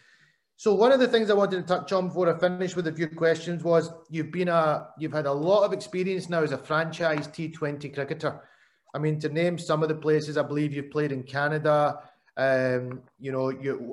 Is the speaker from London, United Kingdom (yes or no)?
no; Scotland, United Kingdom; also born or lived in Pakistan; as a Scottish, ex-Scottish player